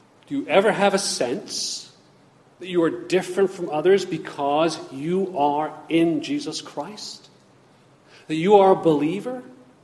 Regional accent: United States; I am an American. I am a thankful citizen of the United States

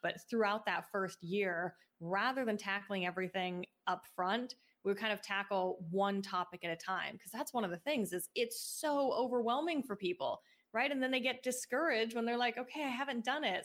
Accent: Seattle, Washington, United States; moved away; I grew up in Seattle and that's where my mom started the business

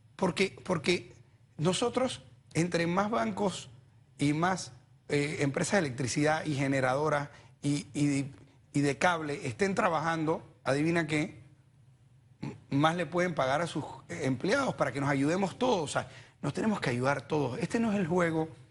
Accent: Panama; somos responsables los panameños

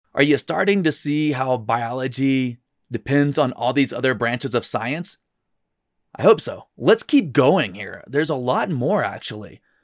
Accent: North Florida, United States; moved away as an adult; also born or lived in New Mexico; the Wakulla River, where I grew up in North Florida

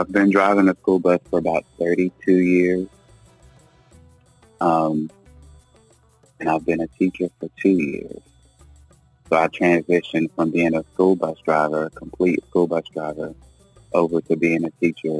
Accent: Goldston, North Carolina, United States; now in Siler City, United States; I am originally from Golston, North Carolina

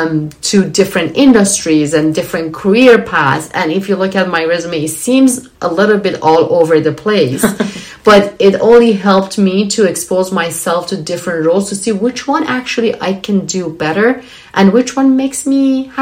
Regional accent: Iran; moved away as an adult; when I left my home country

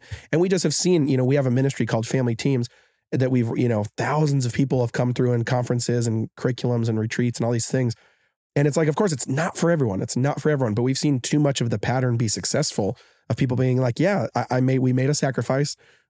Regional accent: Seattle, Washington, United States; now in Hawaii, United States; We're all from Seattle. We're all from Seattle.

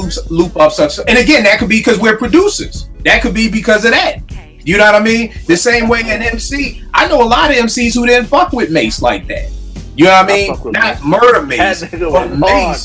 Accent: Philadelphia, Pennsylvania, United States; I'm from Uptown

